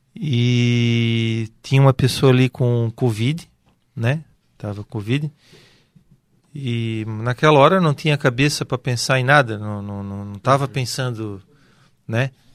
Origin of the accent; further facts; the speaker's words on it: Brusque, Santa Catarina, Brazil; Eu sou aqui de Brusque, natural da cidade de Brusque